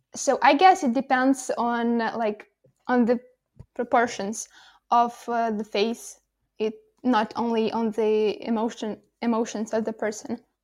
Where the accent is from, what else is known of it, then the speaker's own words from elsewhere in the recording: Kolomyia, Ivano-Frankivsk Oblast, Ukraine; English is a second language; moved away as an adult; now in Kyiv, Ukraine; I'm at my hometown. It's Kolomoye, Ivano Frankisk, uh, region